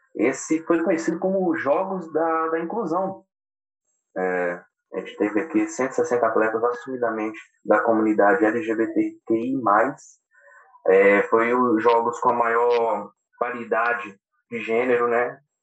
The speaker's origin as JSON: {"language": "Portuguese", "country": "Brazil", "said": "como brasileiro"}